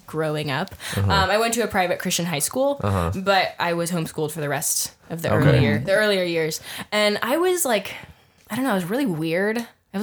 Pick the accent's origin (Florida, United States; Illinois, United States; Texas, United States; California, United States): California, United States; San Jose; I was born in San Jose, California